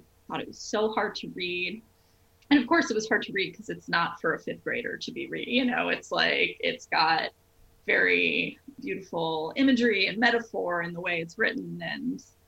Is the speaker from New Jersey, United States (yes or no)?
yes; New Jersey, United States; I grew up in New Jersey